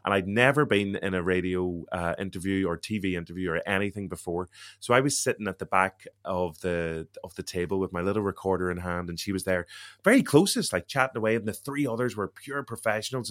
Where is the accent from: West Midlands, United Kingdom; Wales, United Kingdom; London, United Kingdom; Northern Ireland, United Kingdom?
Northern Ireland, United Kingdom; Derry; accent: Derry; I'm from Derry, so I have a Derry